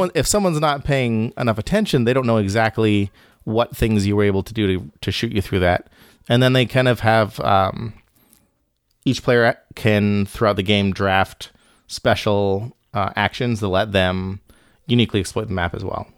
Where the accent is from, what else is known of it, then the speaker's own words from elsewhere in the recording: Bahamas; moved away; I grew up in the Caribbean